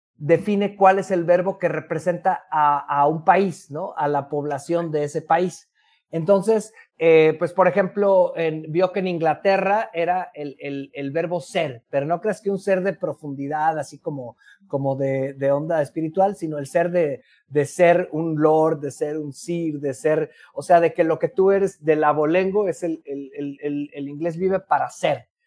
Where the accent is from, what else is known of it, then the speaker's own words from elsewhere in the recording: Mexico; los mexicanos somos